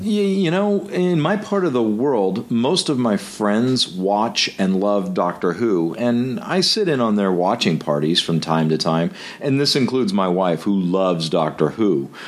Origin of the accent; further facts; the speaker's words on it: United States; being an American